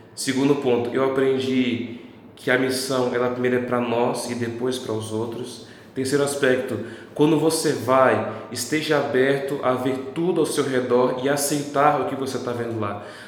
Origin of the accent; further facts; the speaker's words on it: Paraná, Brazil; Eu venho do Paraná